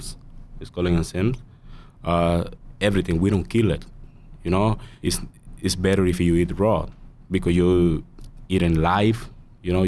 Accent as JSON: {"language": "English", "country": "El Salvador", "tie": "born or raised there", "second_language": "English", "moved": "yes", "lives_now": "United States", "said": "I'm from El Salvador, and El Salvador, like when I am a little kid, I have my own spot for sell fruits"}